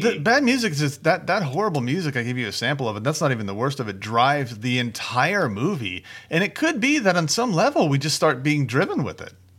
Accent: United States; I'm American

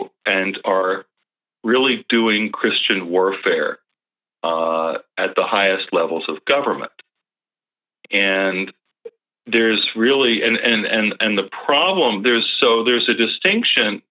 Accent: Thousand Oaks, California, United States; my hometown about a mile from where I used to live for many, many years at the borderline here in Thousand Oaks, California

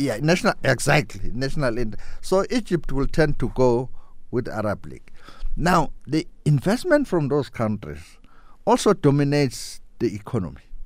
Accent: South Africa; moved away as an adult; now in Brazil; They ask me, "Where do you come from?" I'll say South Africa.

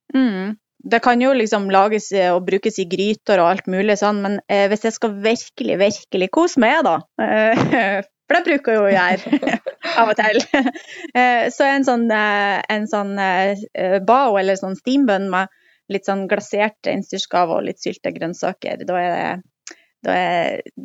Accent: Mosjøen, Nordland, Norway; i Mosjøen, der jeg kommer fra

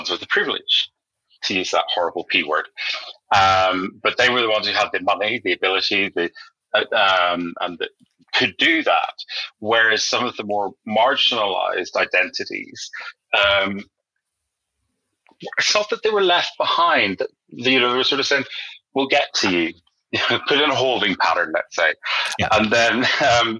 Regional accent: Northern Ireland, United Kingdom; now in London, United Kingdom; growing up in Northern Ireland is a very socially conservative place

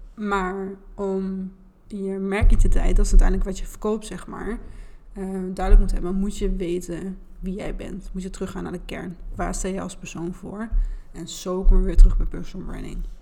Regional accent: Twente, Overijssel, Netherlands; accent: Twents; Ik kan mijn Twentse accent en R ook niet verbergen.

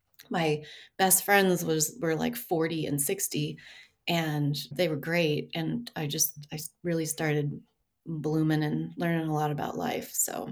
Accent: Denver, Colorado, United States; also born or lived in Bellvue, Colorado; now in Greeley, United States; I grew up in Denver.

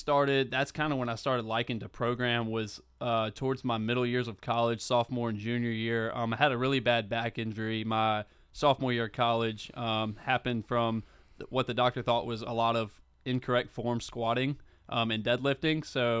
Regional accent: Flowood, Mississippi, United States; Yeah, I grew up in Flowood, Mississippi. I went to Northwest Rankin High School, played baseball there, grew up playing baseball from a really young age

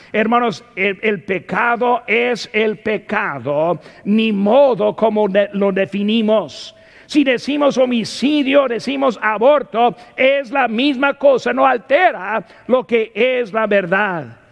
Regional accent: United States; Como ciudadano de los Estados Unidos

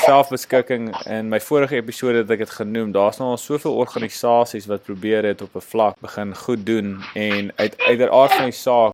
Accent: Pretoria, Gauteng, South Africa; ek is oorspronklik van Pretoria af

